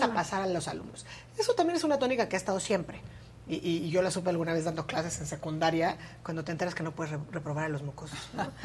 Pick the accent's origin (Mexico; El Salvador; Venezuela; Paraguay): Mexico; como mexicanas y mexicanos